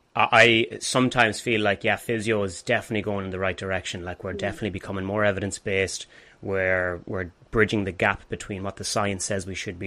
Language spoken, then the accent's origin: English; Galway, Connacht, Ireland; now in Limerick, Ireland; I'm from Galway and I'm based in Limerick now.